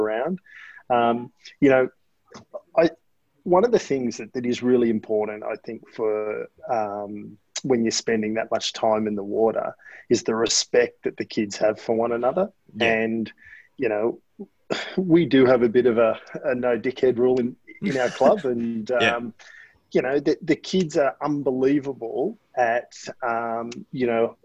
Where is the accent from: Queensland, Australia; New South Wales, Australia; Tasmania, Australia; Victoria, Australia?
New South Wales, Australia; Newcastle; now in Sydney, Australia; I grew up in Newcastle, and I swam at the Hunter Club